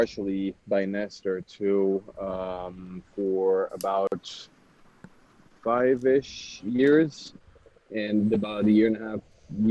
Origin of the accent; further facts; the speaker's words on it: Switzerland; moved away as an adult; now in Dallas, United States; I was born and raised in Switzerland